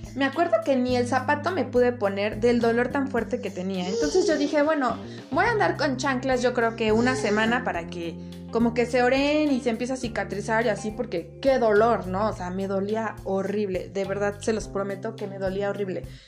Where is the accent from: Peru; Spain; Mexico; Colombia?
Mexico; Puebla; moved away as an adult; now in Cuautitlán Izcalli, Mexico; soy originaria de Puebla, capital, pero actualmente vivo en el Estado de México, en Cuautitlán, Izcalli